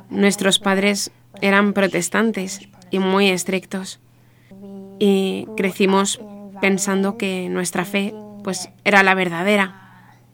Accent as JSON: {"language": "Spanish", "country": "Singapore", "tie": "born or raised there", "said": "y cumplo 28 años este año. Nací en Singapur. Yo y mis hermanas, somos cuatro, crecimos en una familia protestante, una familia protestante muy estricta."}